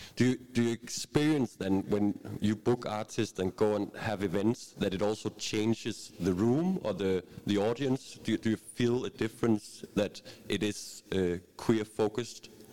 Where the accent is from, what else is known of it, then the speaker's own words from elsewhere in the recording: Bornholm, Capital Region of Denmark, Denmark; I'm from Bornholm